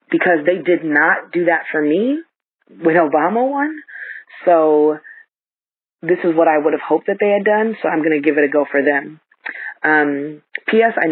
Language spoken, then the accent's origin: English; Seattle, Washington, United States; from Seattle, and I wanted to comment on episode 1645, Trying to Make Sense. So I'm a black woman born and raised in Seattle, and some would call this a blue state.